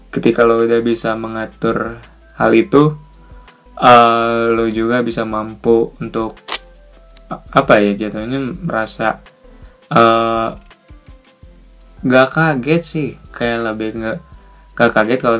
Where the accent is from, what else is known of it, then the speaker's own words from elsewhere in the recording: West Java, Indonesia; born there; bokap asli Sunda dan karena gua yang lahir di Sunda karena gua lebih paham Sunda dari bokap gua